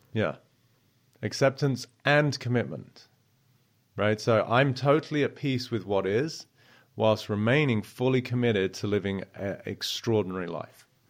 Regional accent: South East England, United Kingdom; I grew up in Southeast England, and I was, uh, only child

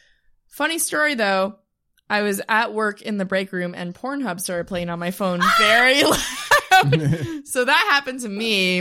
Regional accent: Ottawa, Ontario, Canada

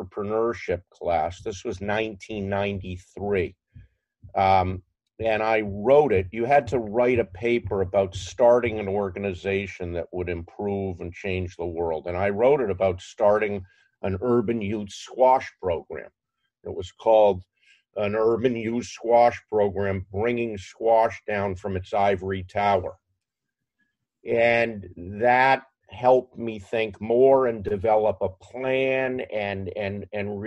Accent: outside of Boston, Massachusetts, United States; I grew up outside of Boston

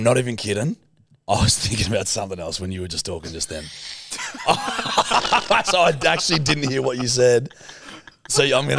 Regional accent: Australia; I'm fucking Australian.

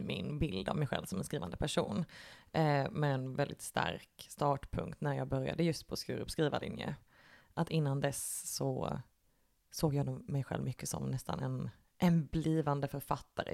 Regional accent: Lund, Skåne, Sweden; moved away as an adult; now in Malmö, Sweden; jag är eh, ursprungligen från Lund.

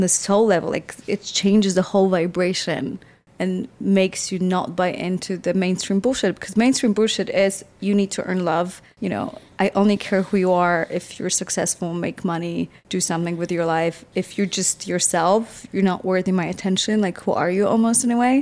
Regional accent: Poland; moved away; also born or lived in Warsaw; I grew up in Poland

